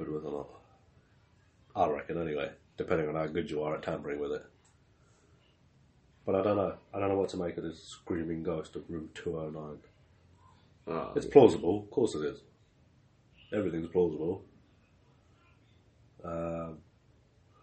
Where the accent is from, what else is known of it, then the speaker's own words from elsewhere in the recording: South Africa; I was born in South Africa